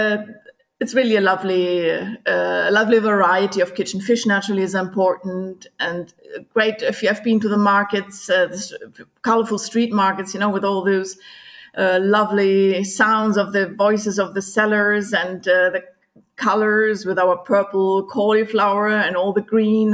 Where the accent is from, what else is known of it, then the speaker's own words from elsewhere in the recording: Germany; English is a second language; moved away as an adult; also born or lived in Gulf of Naples, Italy; now in Sicily, Italy; I'm not originally Italian. So I was born in Germany many, many years ago